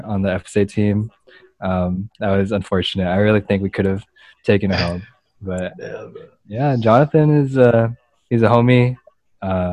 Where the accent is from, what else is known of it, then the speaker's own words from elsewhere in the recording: Plano, Texas, United States; I'm from Plano